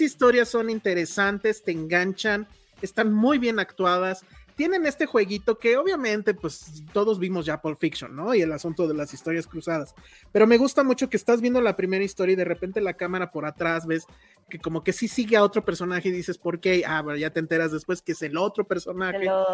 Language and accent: Spanish; Mexico; como mexicanos